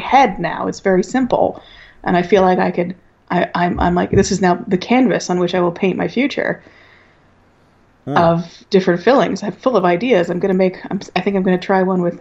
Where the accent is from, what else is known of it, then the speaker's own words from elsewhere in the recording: the South, United States; I'm from the South